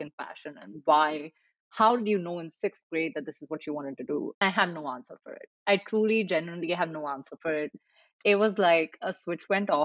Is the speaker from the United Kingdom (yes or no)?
no; New Delhi, Delhi, India; moved away as an adult; now in New York City, United States; I grew up in India, in New Delhi, really, where I went to school and then even went to college